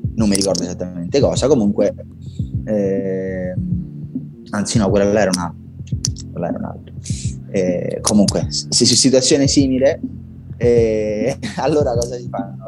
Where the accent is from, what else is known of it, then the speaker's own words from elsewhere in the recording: Rome, Lazio, Italy; da buon romano